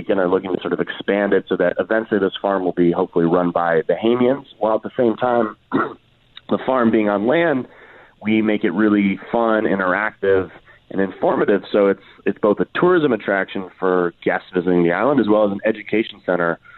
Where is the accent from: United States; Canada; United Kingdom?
United States; Washington, District of Columbia; I'm from Washington, D.C.